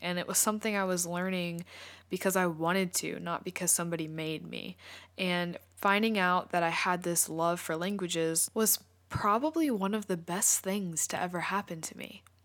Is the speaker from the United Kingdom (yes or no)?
no; United States; first language English; I'm from the United States, so I speak English fluently and natively